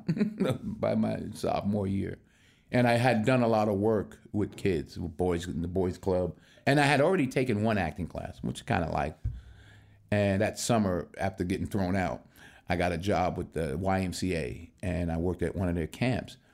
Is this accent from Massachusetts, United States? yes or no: no; Mount Vernon, New York, United States; moved away as an adult; I'm born and raised in Mount Vernon, New York, which is a suburb just outside New York City